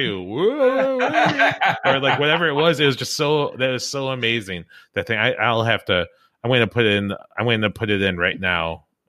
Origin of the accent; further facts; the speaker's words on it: Midwest, United States; I'm from the Midwest.